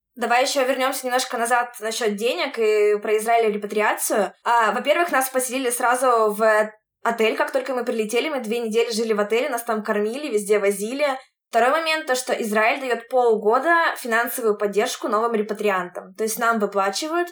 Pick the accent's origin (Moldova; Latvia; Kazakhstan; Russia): Russia; Urals; moved away as an adult; also born or lived in Moscow; now in Tel Aviv, Israel; мы с Урала